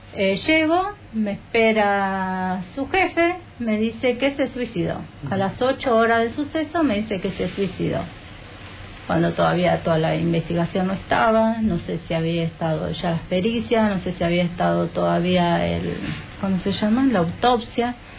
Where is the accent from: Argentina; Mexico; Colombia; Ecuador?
Argentina; Berazategui, Buenos Aires Province; nosotros somos de Buenos Aires, del sur de Buenos Aires, en la ciudad de, bueno, de Verazategui